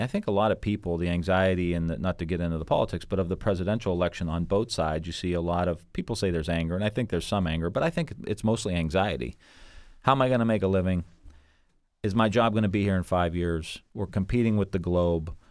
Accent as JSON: {"language": "English", "town": "Niles", "region": "Ohio", "country": "United States", "tie": "born or raised there", "said": "I grew up in Niles, which is a real small town, and I went to YSU, and then I went to Bowling Green, and I am a local guy"}